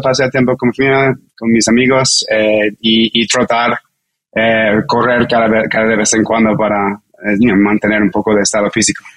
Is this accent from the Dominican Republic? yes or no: no; New York, United States; Spanish is a second language; moved away as an adult; now in Mexico; soy un, un neoyorquino ah, con, un, papá eh, con descendencia de, China y mi mamá americana